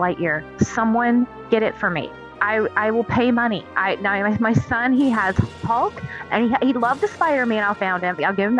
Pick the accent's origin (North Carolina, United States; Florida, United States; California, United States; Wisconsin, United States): North Carolina, United States; I grew up in North Carolina